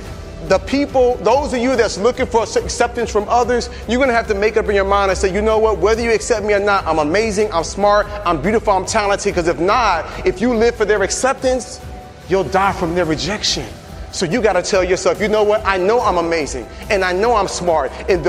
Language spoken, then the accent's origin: English; Atlanta, Georgia, United States; I came all the way from Atlanta, Georgia to tell you